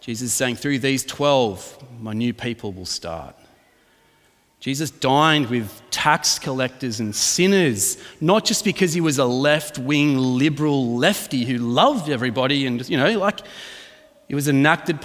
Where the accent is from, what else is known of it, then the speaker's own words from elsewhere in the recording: Adelaide, South Australia, Australia; also born or lived in Melbourne, Australia; I was born in Melbourne and we moved to Adelaide.